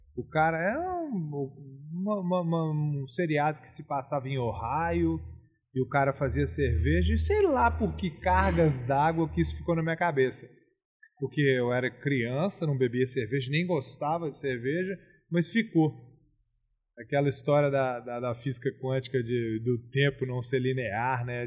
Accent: Belo Horizonte, Minas Gerais, Brazil; also born or lived in Rio de Janeiro / Ouro Preto; eu nasci em Belo Horizonte. Eu passei minha infância, obviamente, em BH, Rio de Janeiro e Fazenda

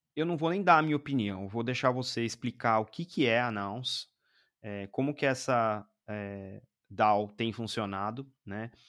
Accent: Brazil; daqui do Brasil, né? Porque, é, enfim, somos brasileiros

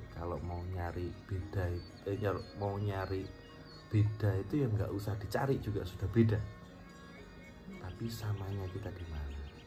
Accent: Malang, East Java, Indonesia; also born or lived in Bandung; now in Jakarta, Indonesia; Saya lahir di Malang, eh, dan kemudian saya merantau ke Bandung, sampai akhirnya saya banyak berkarya dan sekarang hidup di Jakarta

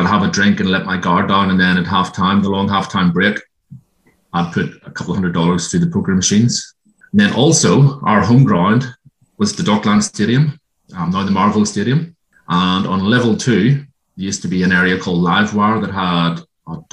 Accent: Ireland; moved away as an adult; now in Australia; I grew up in Ireland. Came out here in 1999, married a local girl

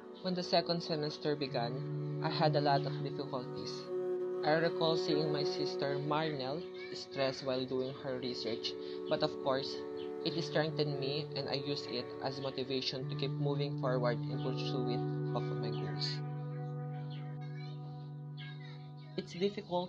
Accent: La Suerte, Isabela, Philippines; I'm from La Suerte, Isabela

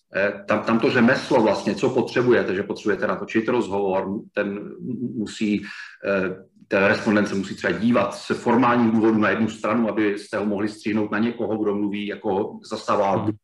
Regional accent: Brno, South Moravian Region, Czechia; moved away as an adult; also born or lived in České Budějovice / Prague; já jsem původně z Brna

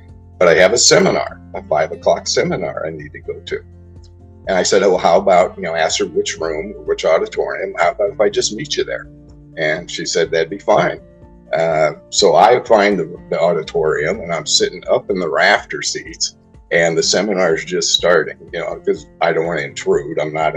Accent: Newport Beach, California, United States; also born or lived in Arizona; I grew up in Southern California and in Newport Beach, great place to grow up

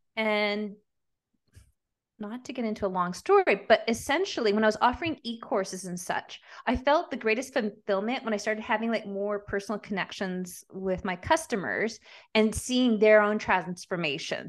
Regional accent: Montreal, Quebec, Canada; also born or lived in Calgary, Alberta / Peru (mother's origin); now in Nelson, Canada; I grew up in Montreal

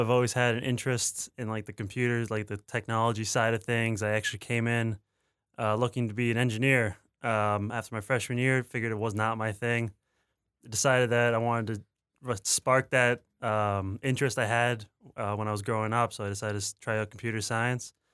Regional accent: Fonthill, Ontario, Canada; I'm in a is a very small town, so I didn't have to deal with any of that hustle and bustle

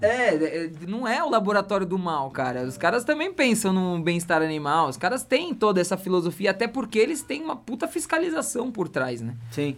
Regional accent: São Paulo, Brazil; eu nasci e fui criei, criado em São Paulo, no meio de uma avenida

